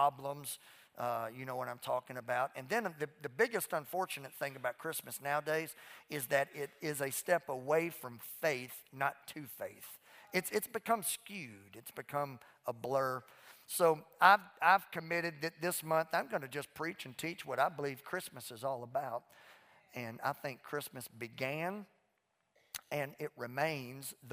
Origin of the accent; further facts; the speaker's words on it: Louisiana, United States; also born or lived in Mississippi; now in Fort Worth, United States; I was raised in Louisiana, and now I live in Texas